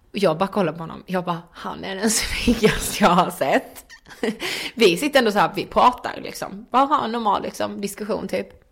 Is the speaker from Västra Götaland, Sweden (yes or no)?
no; Karlshamn, Blekinge, Sweden; moved away; hemma i Karlshamn